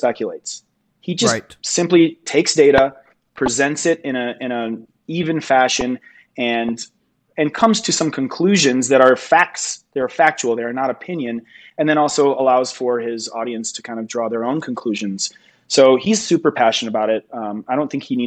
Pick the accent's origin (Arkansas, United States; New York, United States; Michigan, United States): Michigan, United States; now in Denver, United States; I grew up in Michigan, so I kind of like saw all seasons all year